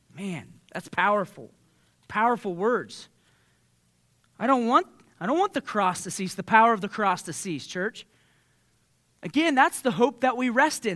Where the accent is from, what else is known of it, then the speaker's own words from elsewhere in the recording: Southeastern Ohio, United States; growing up in Southeastern Ohio, we're, we're, we have a culture of win the argument